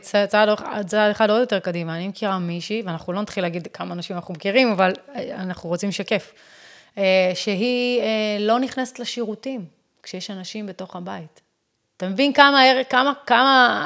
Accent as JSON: {"language": "Hebrew", "country": "United States", "second_language": "Hebrew", "moved": "yes", "lives_now": "Israel", "said": "אני אמריקאית"}